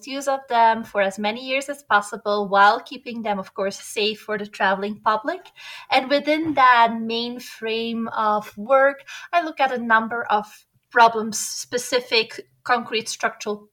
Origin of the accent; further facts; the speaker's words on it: Belgium; moved away as an adult; also born or lived in Atlanta, United States / Netherlands; now in Quito, Ecuador; I'm originally from Belgium